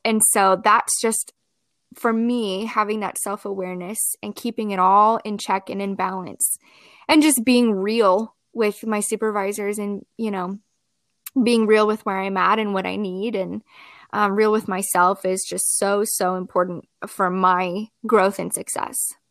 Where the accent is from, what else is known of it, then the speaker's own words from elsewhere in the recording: Columbia, Missouri, United States; also born or lived in Springfield, Missouri; I grew up and was raised in Columbia, Missouri, which is where I have ended up back